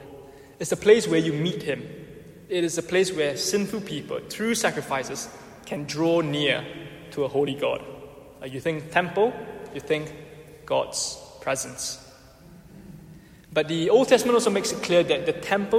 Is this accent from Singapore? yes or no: yes; Singapore; now in United Kingdom; I'm Singaporean